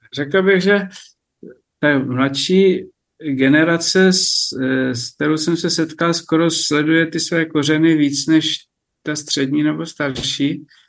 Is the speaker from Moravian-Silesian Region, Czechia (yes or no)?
no; Sněžné, Vysočina Region, Czechia; now in Libiš, Czechia; mé rodné vesnice Sněžné